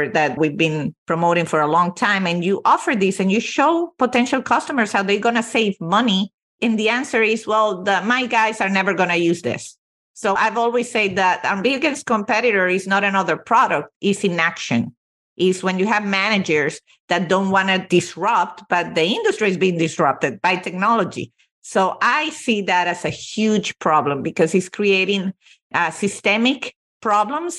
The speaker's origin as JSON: {"language": "English", "country": "Venezuela", "tie": "born or raised there", "moved": "yes", "said": "I was born and raised in Venezuela, although both my parents are Italian"}